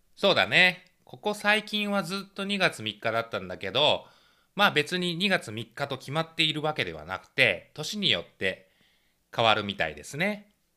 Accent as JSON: {"language": "Japanese", "region": "Kansai", "country": "Japan", "tie": "born or raised there", "said": "僕は一応関西生まれで両親関西なんですけど"}